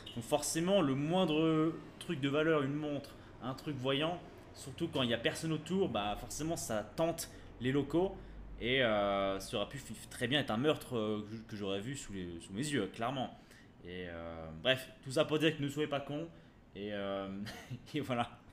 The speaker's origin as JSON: {"language": "French", "country": "France", "said": "nous en tant que Français, qu'on on est habitué bah, voilà, à l'alimentation française"}